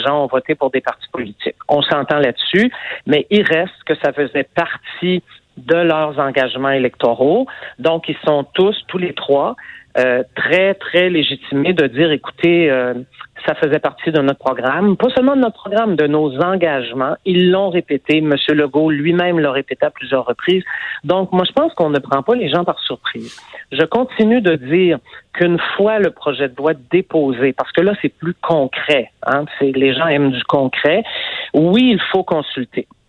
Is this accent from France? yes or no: no; Montreal, Quebec, Canada; je suis montréalaise